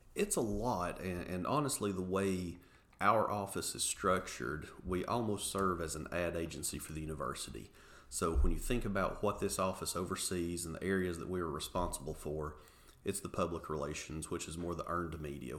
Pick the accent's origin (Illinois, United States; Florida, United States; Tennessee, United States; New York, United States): Tennessee, United States; Englewood; born and raised in Englewood, Tennessee. Actually, uh, still reside in Englewood today.